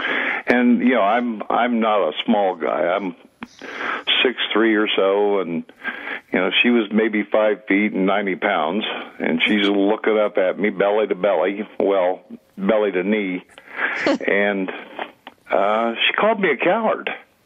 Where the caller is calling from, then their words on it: Rogersville, Tennessee, United States; I'm sitting just outside Rogersville, Tennessee at the moment.